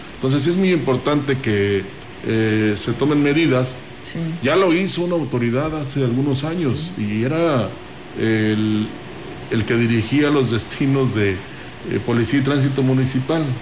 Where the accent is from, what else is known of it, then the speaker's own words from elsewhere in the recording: Mexico; nosotros, según en Estados Unidos nos dicen latinos, no, somos mexicanos